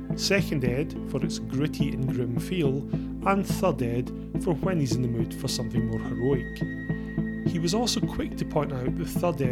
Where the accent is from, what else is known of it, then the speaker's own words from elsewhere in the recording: Scotland, United Kingdom; As a Scotsman